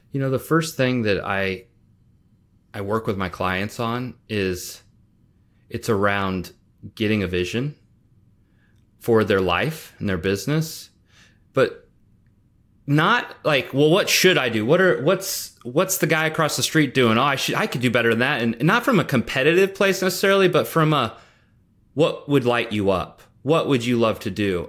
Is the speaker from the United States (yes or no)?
yes; Nebraska, United States; I grew up in Nebraska